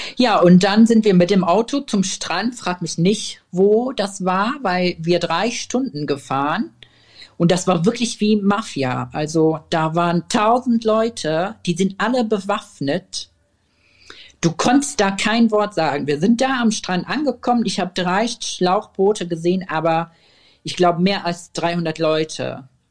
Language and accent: German; Syria; German is a second language; now in Germany; wir sind aus Syrien, wir sind gerade angekommen